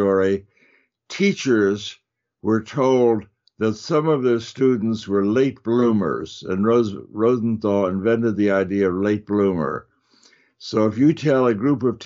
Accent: Chicago, Illinois, United States; now in Northern California, United States; I grew up in Chicago

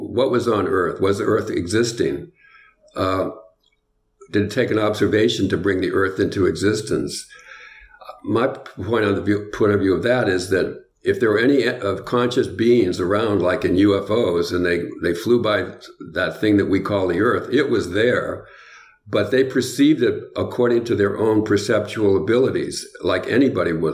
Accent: New England, United States; I'm from New England

